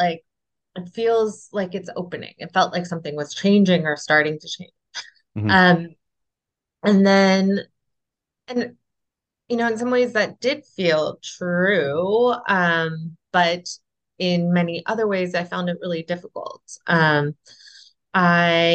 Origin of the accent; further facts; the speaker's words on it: United States; moved away; being an American